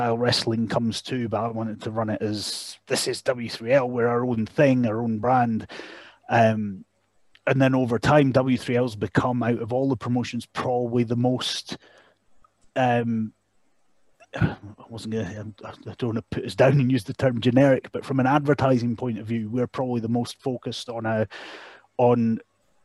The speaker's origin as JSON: {"language": "English", "town": "Dalgety Bay", "region": "Scotland", "country": "United Kingdom", "tie": "born or raised there", "also_born_or_lived": "Canada", "said": "Dalgety Bay, which was where I grew up"}